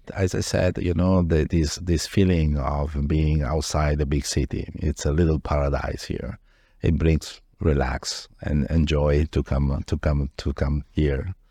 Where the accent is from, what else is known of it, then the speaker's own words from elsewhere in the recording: Padua, Veneto, Italy; moved away as an adult; now in Miami, United States; Originally, I'm from Padova, which is a city in north of Italy, near Venice.